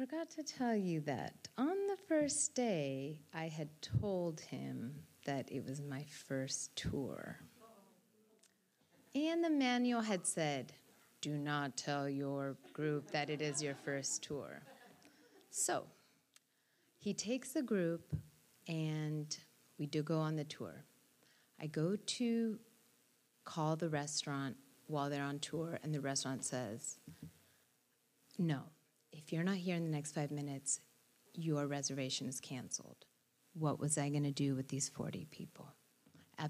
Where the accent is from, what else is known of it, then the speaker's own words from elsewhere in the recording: Rome, Lazio, Italy; moved away; Rome is my city